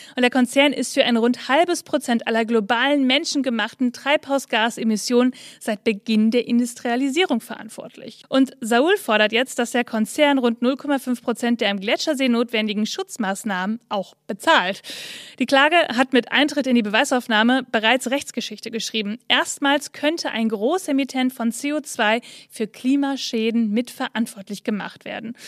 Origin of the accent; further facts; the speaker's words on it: Bielefeld, North Rhine-Westphalia, Germany; ich komme aus Bielefeld, Nordrhein-Westfalen